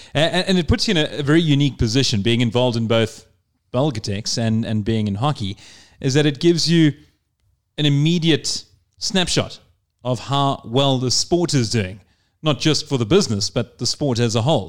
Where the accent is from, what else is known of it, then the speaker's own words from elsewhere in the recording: South Africa; I'm from South Africa